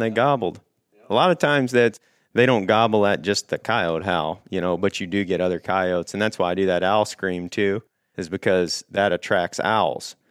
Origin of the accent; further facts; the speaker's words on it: Paris, Missouri, United States; I'm from Paris, Missouri. It's like nine hundred and fifty people